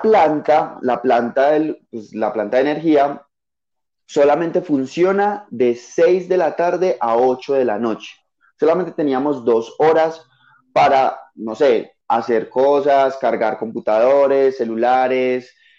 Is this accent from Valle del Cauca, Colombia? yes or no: no; Paisa region, Antioquia, Colombia; accent: paisa; sí, soy paisa